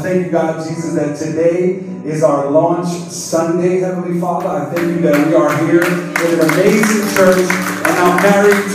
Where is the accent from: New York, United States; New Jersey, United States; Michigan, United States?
New York, United States; New York City; now in Staten Island, United States; I was raised in Brooklyn